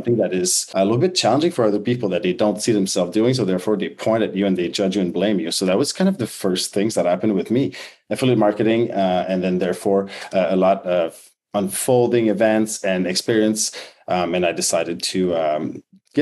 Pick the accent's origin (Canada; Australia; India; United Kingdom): Canada; Quebec; moved away as an adult; born and raised in French Canada